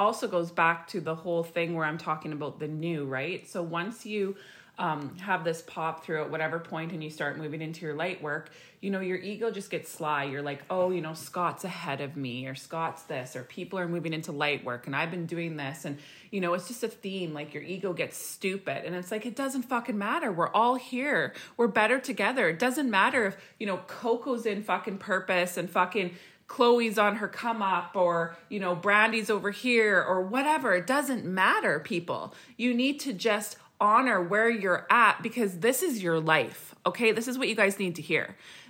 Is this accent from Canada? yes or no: yes; Saskatchewan, Canada; now in British Columbia, Canada; And I remember when we came from Saskatchewan to BC and I was like RIP wiped, like sleeping 24/7